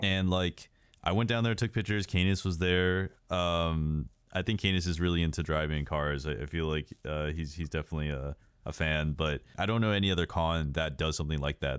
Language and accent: English; Texas, United States; I'm from Texas